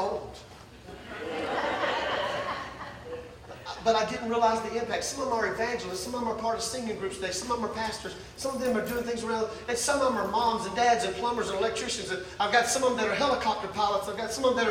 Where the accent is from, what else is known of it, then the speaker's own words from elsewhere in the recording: Mississippi, United States; moved away as an adult; I was born and raised in Mississippi, right? A poor white boy in Mississippi.